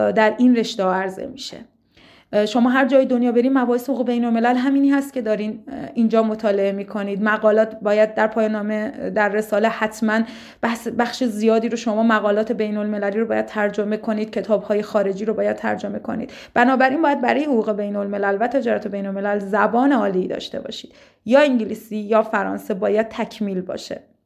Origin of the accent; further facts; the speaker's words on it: Lahijan, Gilan, Iran; also born or lived in Tehran; در شهرستان ساکن بودم من ساکن گیلان و لاهیجان هستم شهر بسیار زیبایی که بعد از تحصیل در دانشگاه شهید بهشتی مجددا بهش برگشتم